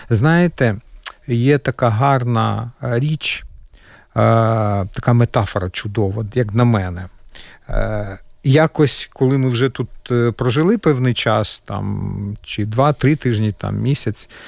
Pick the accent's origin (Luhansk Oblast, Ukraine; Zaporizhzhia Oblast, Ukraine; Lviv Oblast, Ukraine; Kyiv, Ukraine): Kyiv, Ukraine; now in Latvia; Ми перший це був переїзд, оскільки я киянин. Е, ми були дуже близько. Ви знаєте, ці міста на весь світ Буча, Ірпінь, ми з того боку краю Києва.